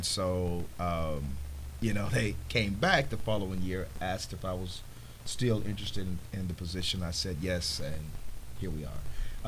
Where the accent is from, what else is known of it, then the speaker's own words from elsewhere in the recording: Chicago, Illinois, United States; moved away as an adult; also born or lived in Las Vegas; Well, I am originally from Chicago, born and raised.